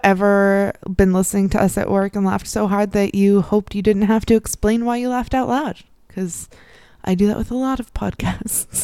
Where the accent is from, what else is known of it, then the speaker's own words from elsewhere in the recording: Midwest, United States; now in Northeastern United States; the Northeast where I am now and where I grew up in the Midwest